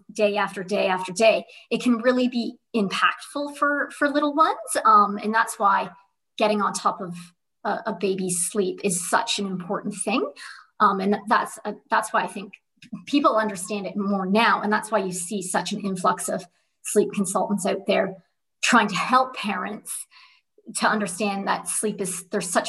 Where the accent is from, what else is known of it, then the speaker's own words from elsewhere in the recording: Canada; moved away as an adult; also born or lived in Dubai, United Arab Emirates; now in Perth, Australia; I am originally born and raised in Canada, and I have been living in Australia